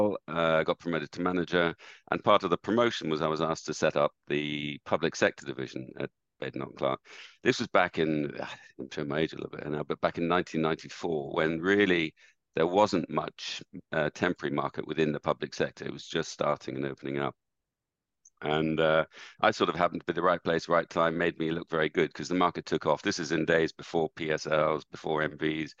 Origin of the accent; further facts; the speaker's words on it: Dublin, Leinster, Ireland; moved away as an adult; also born or lived in United Kingdom; I was brought up in Ireland and went to school in Dublin, university in Dublin